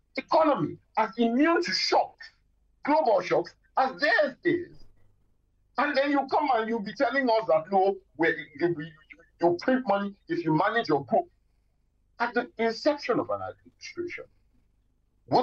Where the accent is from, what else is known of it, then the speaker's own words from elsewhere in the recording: Lagos, Nigeria; I grew up in Lagos